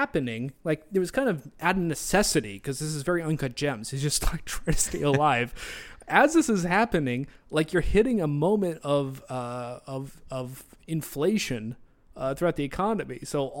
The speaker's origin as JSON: {"language": "English", "country": "Australia", "accent": "Australian", "said": "That's just my Australian accent."}